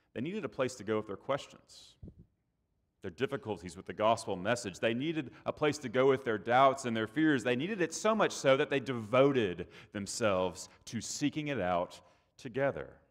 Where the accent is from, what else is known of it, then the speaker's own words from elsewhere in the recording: Texas, United States; moved away; down here in the South, I'm from Texas, so I'm not the South